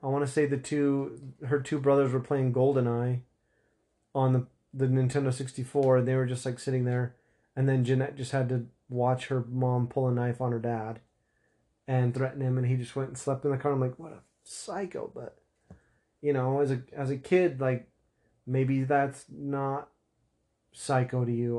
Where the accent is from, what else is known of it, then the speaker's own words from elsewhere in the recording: Utah, United States; I'm from Utah